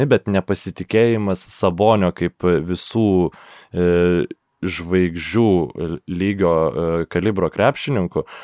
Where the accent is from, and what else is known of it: Lithuania